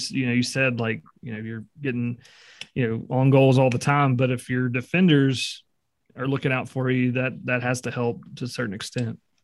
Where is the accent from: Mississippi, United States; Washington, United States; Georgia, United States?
Mississippi, United States; Greenville; I grew up in Greenville, Mississippi